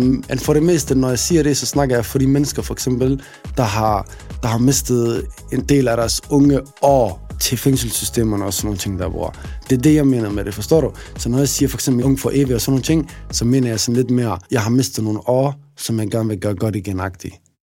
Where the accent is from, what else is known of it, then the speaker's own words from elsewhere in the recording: Aarhus, Central Denmark Region, Denmark; Jeg er en rapper fra Aarhus